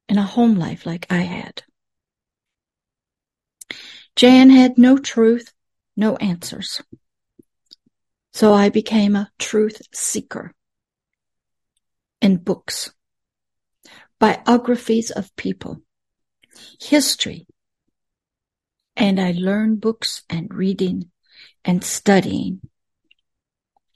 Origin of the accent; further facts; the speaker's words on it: the South, United States; Most Southerners weren't like that, but I was